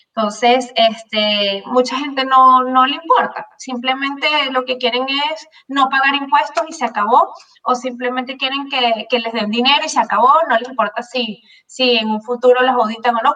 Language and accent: Spanish; Venezuela; moved away as an adult; now in Miami, United States; yo tengo 22 años acá en los Estados Unidos, vengo de Venezuela